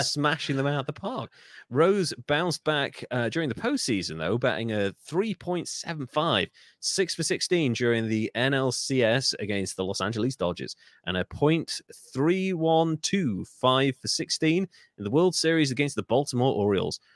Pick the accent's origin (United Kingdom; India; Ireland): United Kingdom; Wales; I'm Welsh